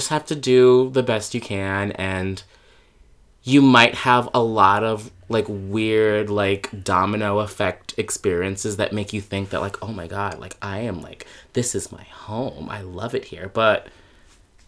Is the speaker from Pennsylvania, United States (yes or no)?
no; New York City, New York, United States; I am from New York City. I grew up in the Bronx. Mm-hmm. And I've been here my whole life.